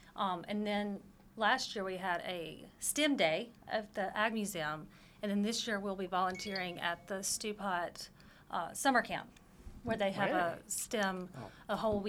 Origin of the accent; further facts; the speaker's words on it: North Mississippi, United States; She's from Texas, and I am from North Mississippi.